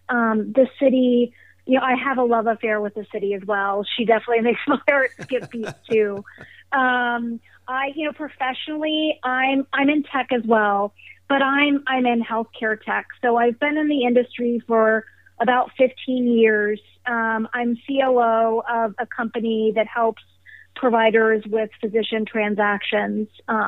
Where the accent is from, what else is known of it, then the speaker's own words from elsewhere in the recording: West Virginia, United States; moved away as an adult; now in San Francisco, United States; I was actually born and raised in West Virginia, not to be confused with where Neal grew up, separate states. And I moved to California to attend college when I was 18.